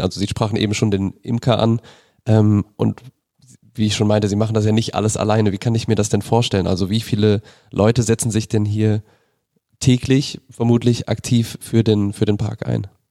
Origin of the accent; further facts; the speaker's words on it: Rhineland-Palatinate, Germany; moved away; Ich komme ursprünglich aus Rheinland-Pfalz